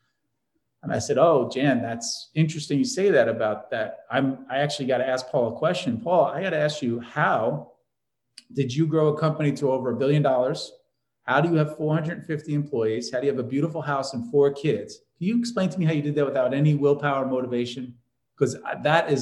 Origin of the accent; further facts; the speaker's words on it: New York, United States; I'm from New York